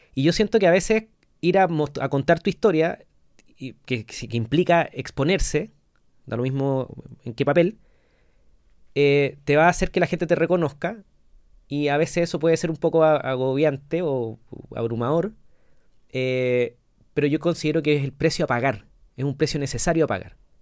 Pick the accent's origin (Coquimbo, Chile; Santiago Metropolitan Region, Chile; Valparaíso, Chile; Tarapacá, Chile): Coquimbo, Chile; La Serena; moved away; yo soy de La Serena